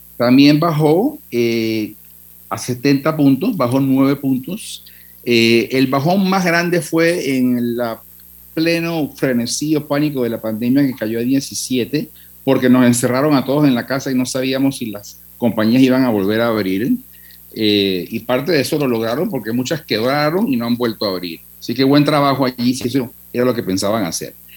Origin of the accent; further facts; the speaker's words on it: Panama; los que somos panameños